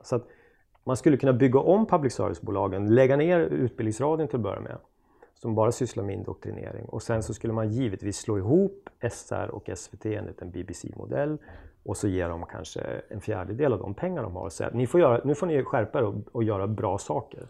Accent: Östersund, Jämtland, Sweden; moved away; Östersund där jag kommer ifrån

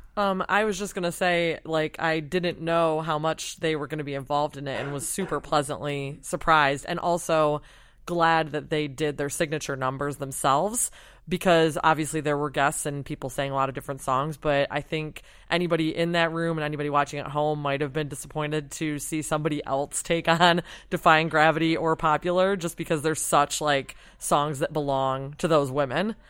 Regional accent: Michigan, United States; moved away; I'm from Michigan and was home for Christmas

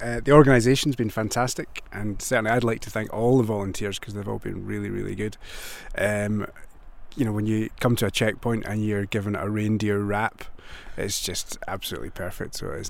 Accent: Glasgow, Scotland, United Kingdom; This is …. We're both from Glasgow in Scotland.

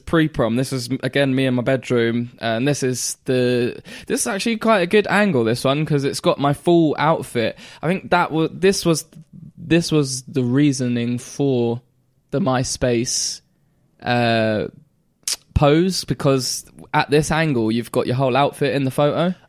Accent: Caister, Norfolk, East of England, United Kingdom; also born or lived in Great Yarmouth; we moved from K-Star back to Great Yarmouth

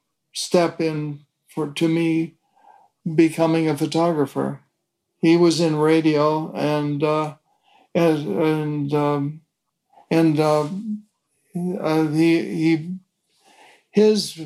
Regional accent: Fort Erie, Ontario, Canada; moved away as an adult; also born or lived in Toronto, Canada / Richmond, Virginia / New York; I was born in Toronto, Canada, and when I was 3 years of age, my parents moved to a small town in Canada opposite Buffalo, New York, and it was called Fort Erie, and that's where I was raised.

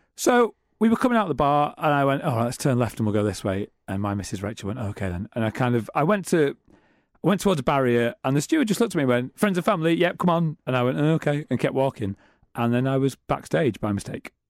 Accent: Middlesbrough, North East England, United Kingdom; now in Manchester, United Kingdom; I'm from Middlesbrough

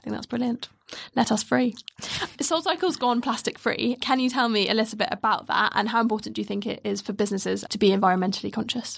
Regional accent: United Kingdom; we're very British

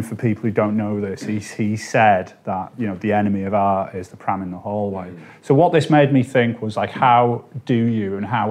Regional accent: St Helens, North West England, United Kingdom; Now, I'm from St. Helens.

